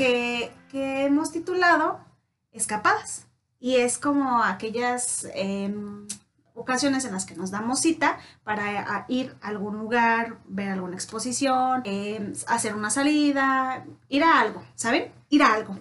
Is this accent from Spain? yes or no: no; Mexico; Como buenos mexicanos, David y yo nos caracterizamos por ser súper puntuales